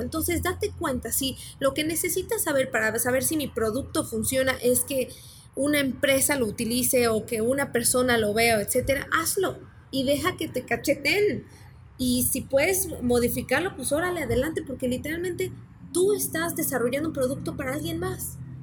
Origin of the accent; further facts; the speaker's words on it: Mexico; moved away; yo soy mexicana